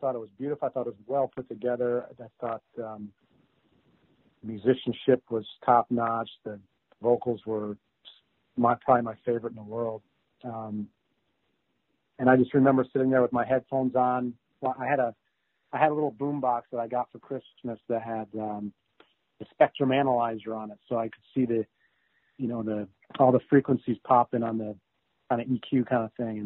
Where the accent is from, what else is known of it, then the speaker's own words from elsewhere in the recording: Chicago, Illinois, United States; I was in Chicago, so I was somewhere in between fourth and seventh grade